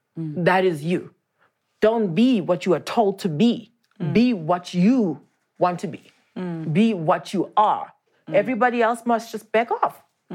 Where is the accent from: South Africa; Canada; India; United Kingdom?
South Africa; Daleside, Gauteng; born or raised there